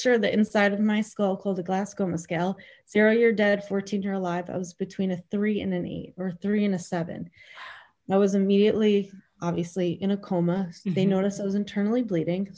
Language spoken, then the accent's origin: English; Bayville, New York, United States; I grew up in Bayville, North Shore, my entire life